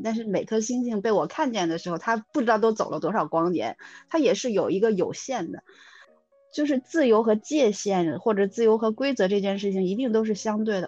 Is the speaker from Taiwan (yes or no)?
no; Beijing, China; 我小的时候在北京的夏天